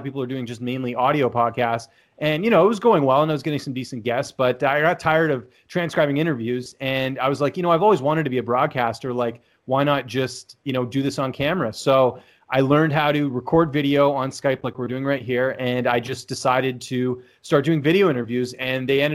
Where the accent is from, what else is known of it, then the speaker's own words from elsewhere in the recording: Vancouver, British Columbia, Canada; I'm from Canada, actually from Vancouver, born and raised there